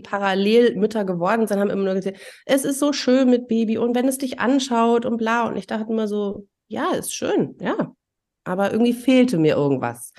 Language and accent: German; East Germany, Germany; ich bin ja auch in der DDR groß geworden